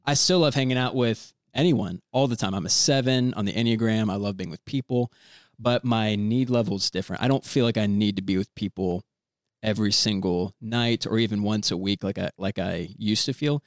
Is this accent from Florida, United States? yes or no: yes; Orlando, Florida, United States; moved away as an adult; also born or lived in Indianapolis / Virginia; I was born and raised in Orlando